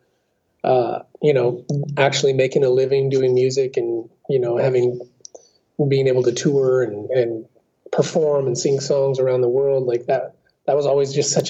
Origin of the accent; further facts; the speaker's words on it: Southern Oregon, United States; I am a Southern Oregon native, born and raised in Oregon in the Pacific Northwest